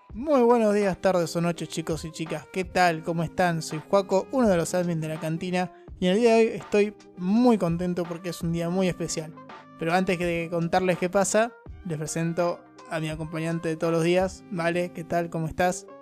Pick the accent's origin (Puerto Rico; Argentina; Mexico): Argentina; yo también soy argentina